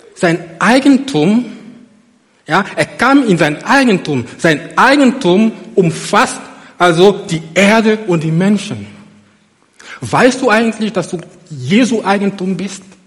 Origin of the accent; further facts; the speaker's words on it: Côte d’Ivoire; moved away as an adult; now in Germany; nach Abidjan gef, gef, gef, geflogen, in die Elfenbeinküste, in meine Heimat. Ich bin seit über 18 Jahren in Deutschland